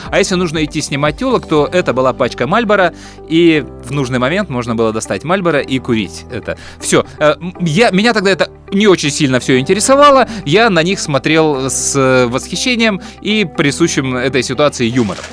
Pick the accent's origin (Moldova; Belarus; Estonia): Moldova; Chisinau; Мы приезжали из Кишинева в Одессу